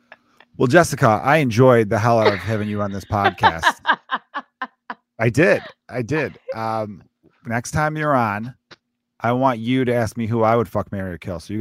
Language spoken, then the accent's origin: English; United States; as an American